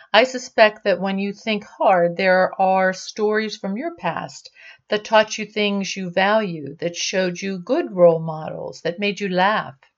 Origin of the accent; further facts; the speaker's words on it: Pittsburgh, Pennsylvania, United States; growing up in Pittsburgh